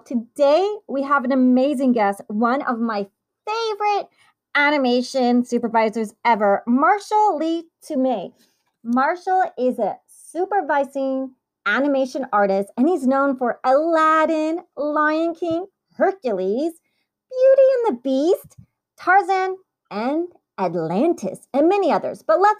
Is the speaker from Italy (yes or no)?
yes; Italy; born there; by now you guys know I was born in Italy. My mom's Italian.